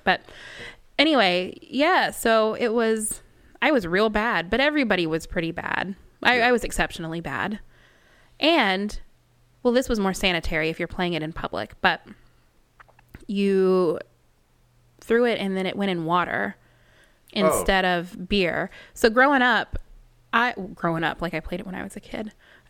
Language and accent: English; Dallas, Texas, United States; I do. I'm from Dallas.